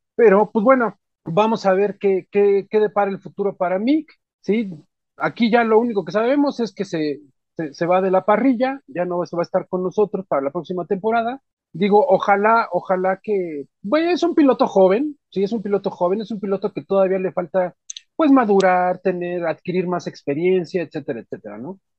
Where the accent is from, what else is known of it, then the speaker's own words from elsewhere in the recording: Mexico; así somos todos los mexicanos